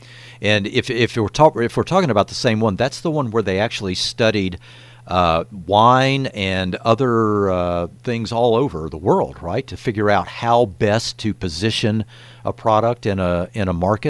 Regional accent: Louisiana, United States; now in Humboldt County, United States; I grew up next door in Louisiana.

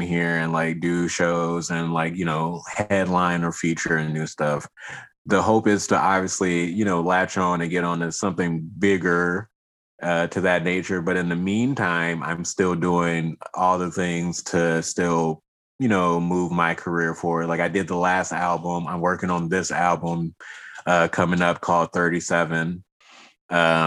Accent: Washington, District of Columbia, United States; also born or lived in Riverside, California; now in Humboldt County, California, United States; I grew up in the city. I'm originally from Washington, D.C.

